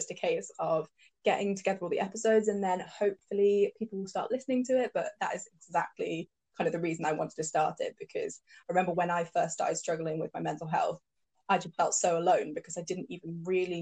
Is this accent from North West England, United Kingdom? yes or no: yes; Cheshire, North West England, United Kingdom; now in London, United Kingdom; when I was growing up in Cheshire